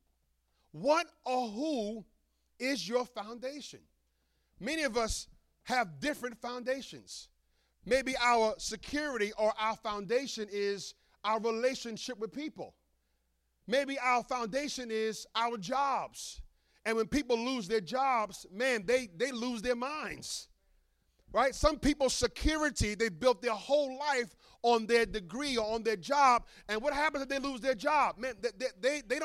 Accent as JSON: {"language": "English", "town": "New York City", "region": "New York", "country": "United States", "tie": "born or raised there", "said": "I grew up in Brooklyn"}